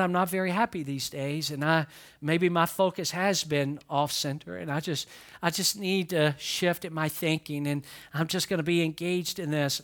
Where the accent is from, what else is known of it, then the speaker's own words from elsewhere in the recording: the South, United States; moved away; I'm a guy from the South